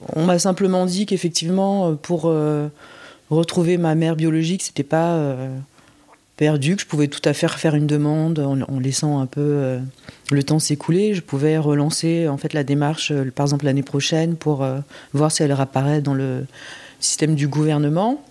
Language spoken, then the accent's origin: French; France; also born or lived in Busan, South Korea; j'ai été élevée par des parents français